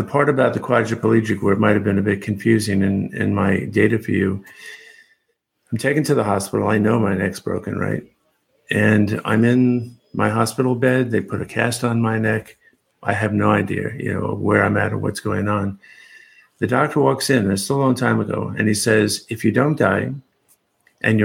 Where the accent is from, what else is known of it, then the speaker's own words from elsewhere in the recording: New York, United States; moved away as an adult; now in Seattle, United States; I grew up in New York, spent most of my life there till the late 90s